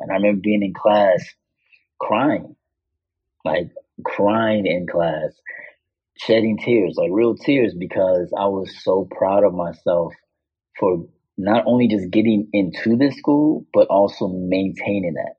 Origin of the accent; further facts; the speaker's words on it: Chicago, Illinois, United States; the American artist from Chicago